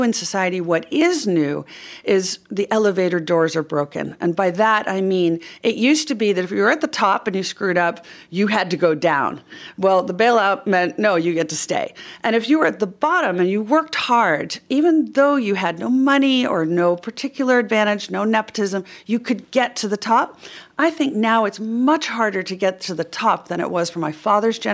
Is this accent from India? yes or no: no; United States; I'm an American